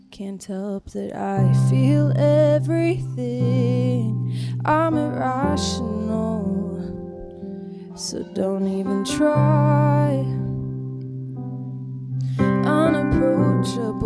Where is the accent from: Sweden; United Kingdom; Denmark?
Sweden; Stockholm, Stockholm County; moved away as an adult; So I am from Stockholm, Sweden, and I recently moved here about a year and a half ago